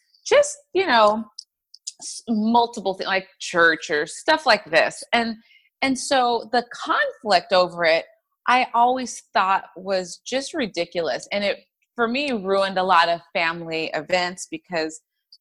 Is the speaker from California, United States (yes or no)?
yes; Inland Empire, Southern California, United States; I am from Southern California, from a little town or area of Southern California called the Inland Empire